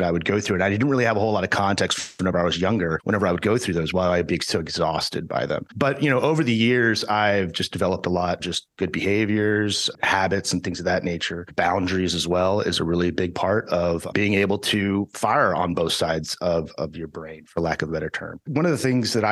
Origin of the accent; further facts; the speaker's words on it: Houston, Texas, United States; also born or lived in Dallas, Texas / Austin, Texas; I grew up in Houston, Texas